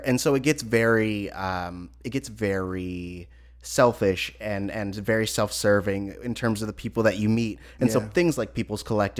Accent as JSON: {"language": "English", "region": "California", "country": "United States", "said": "I'm from California."}